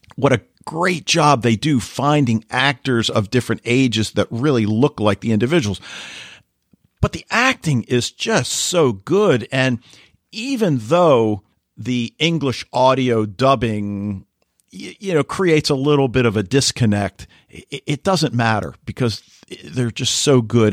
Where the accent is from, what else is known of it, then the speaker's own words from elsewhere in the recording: United States; as Americans